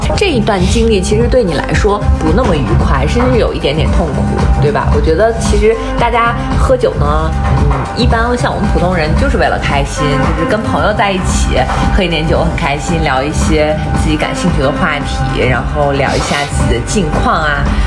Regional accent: Shandong, China; 我是一个山东人

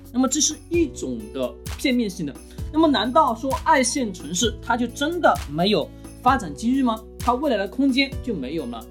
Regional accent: Changsha, Hunan, China; 我们长沙

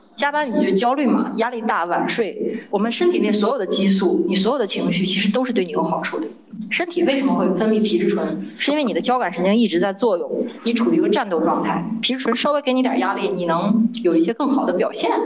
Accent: Shandong, China; moved away as an adult; also born or lived in Beijing; 我来自山东啊

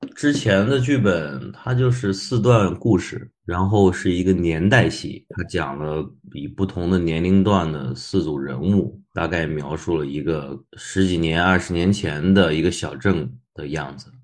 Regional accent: Beijing, China; 我是北京人

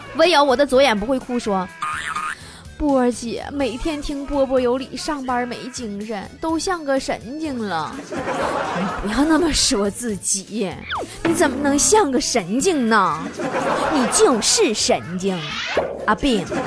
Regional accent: Northeast China, China; accent: Northeastern Mandarin; 我们东北话讲

